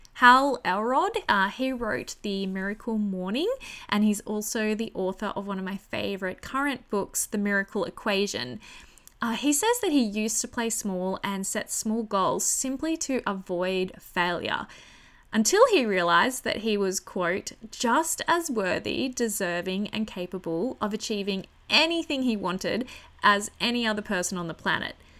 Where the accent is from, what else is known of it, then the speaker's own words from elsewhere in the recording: country New South Wales, Australia; returning to my hometown in country New South Wales